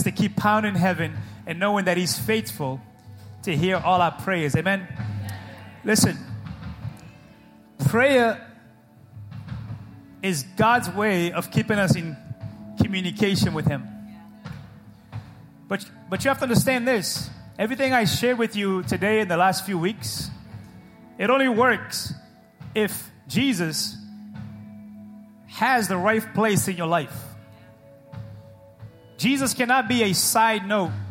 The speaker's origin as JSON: {"language": "English", "region": "New England", "country": "United States", "said": "We're from New England. We're stubborn people"}